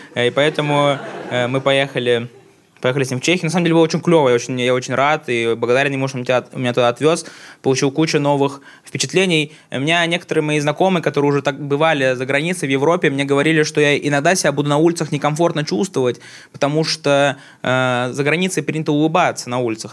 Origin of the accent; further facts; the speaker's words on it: Tatarstan, Russia; Я родом с Татарстана сам